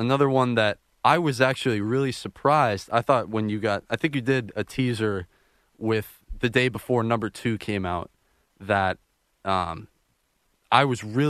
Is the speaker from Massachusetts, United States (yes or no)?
yes; Boston, Massachusetts, United States; moved away as an adult; also born or lived in Milwaukee; I come from Boston, where I've been growing up to Fenway all my life